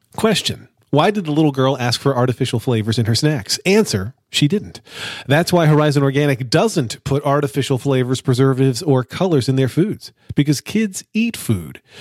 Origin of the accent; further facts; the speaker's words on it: United States; I'm an American